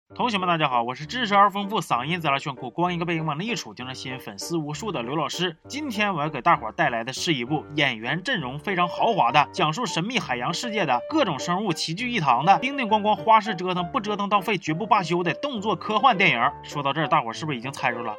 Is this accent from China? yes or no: yes; Northeast China, China; 我们东北人第一个就不答应